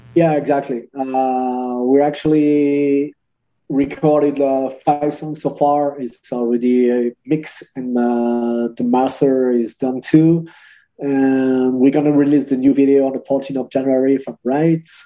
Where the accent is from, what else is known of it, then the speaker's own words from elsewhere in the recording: Angers, Pays de la Loire, France; Angers. It's uh, close to Paris. So it's like two hours from Paris